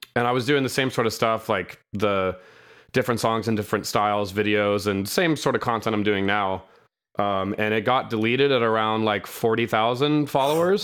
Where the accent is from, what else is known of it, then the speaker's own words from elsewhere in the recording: Sacramento, California, United States; I'm from Sacramento, California.